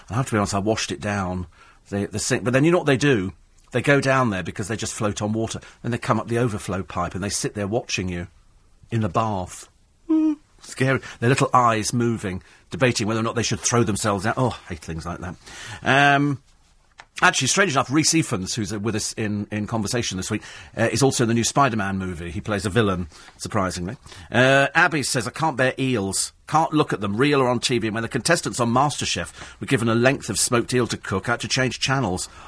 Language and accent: English; Hong Kong; I grew up in Hong Kong where it's quite normal to see twenty of them all tied together on somebody on a little motorbike.